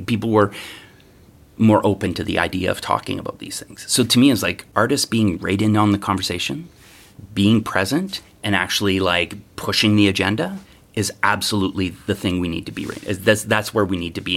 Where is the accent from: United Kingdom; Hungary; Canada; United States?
Canada; Treaty Three territory, Ontario; now in Toronto, Canada; I was raised mostly in Treaty Three territory.